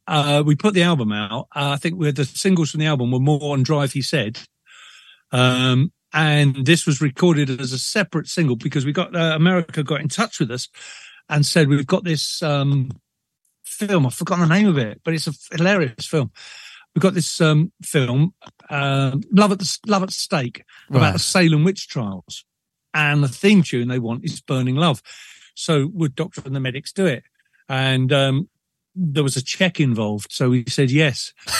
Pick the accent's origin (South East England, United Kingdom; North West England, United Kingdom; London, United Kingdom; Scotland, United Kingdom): North West England, United Kingdom; Liverpool; born there; I mean, I was born in Liverpool, support Liverpool.